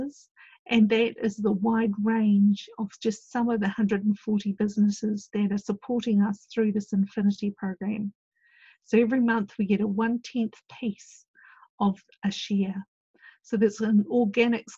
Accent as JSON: {"language": "English", "country": "New Zealand", "said": "I went off as one Kiwi"}